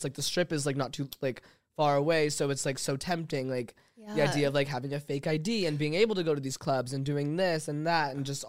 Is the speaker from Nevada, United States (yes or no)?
yes; Las Vegas, Nevada, United States; now in Los Angeles, United States; growing up in Vegas